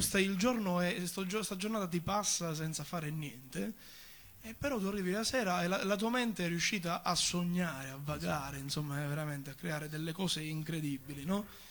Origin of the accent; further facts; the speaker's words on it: Rosolini, Sicily, Italy; first language Sicilian; Italian is a second language; moved away as an adult; also born or lived in Rome; io vengo dalla parte di Sicilia, cioè quella che sta più a sud